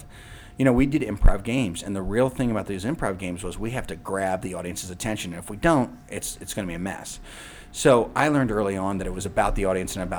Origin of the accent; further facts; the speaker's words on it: East Coast, United States; moved away as an adult; now in Chicago, United States; I grew up in the East Coast